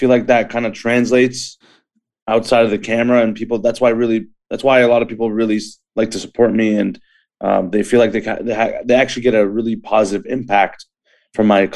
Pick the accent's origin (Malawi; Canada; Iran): Canada; Markham, Ontario; also born or lived in Scarborough, Ontario; growing up in Scarborough and Markham